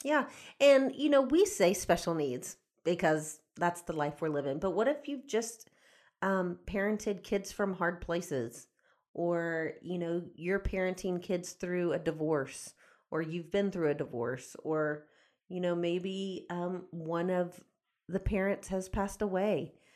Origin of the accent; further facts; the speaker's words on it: Houston, Texas, United States; I grew up outside of Houston